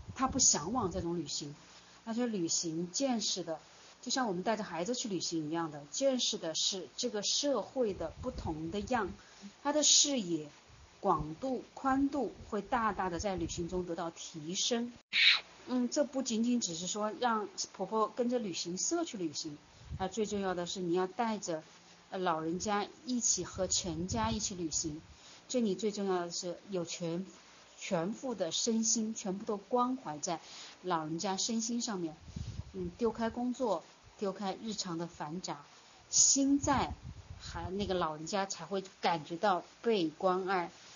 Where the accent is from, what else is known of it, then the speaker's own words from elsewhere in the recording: China; 我们中国人，呃，过往特别注重的就是大家庭的隔代教养，祖辈的关系